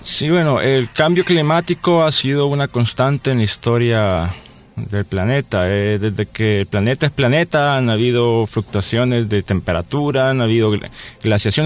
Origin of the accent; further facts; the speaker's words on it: El Salvador; nuestro país